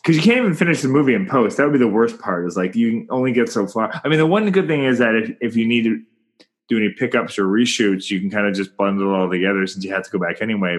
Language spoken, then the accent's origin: English; Canada; I'm Canadian filmmaker